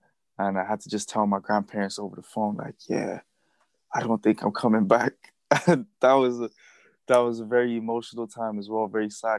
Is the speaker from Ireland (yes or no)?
yes; Dublin, Leinster, Ireland; now in Newbridge, Ireland; So I grew up in Blanche, went to school there, made a lot of friends, and yeah, I was pretty much like, that's where I actually identify with that part of Dublin a lot more than I do with Newbridge.